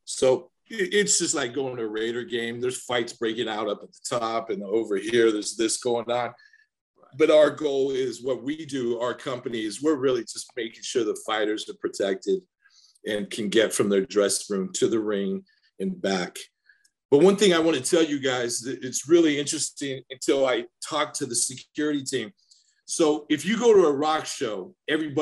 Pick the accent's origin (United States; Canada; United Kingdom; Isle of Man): United States; the American guy that's running, you know, the security for a tour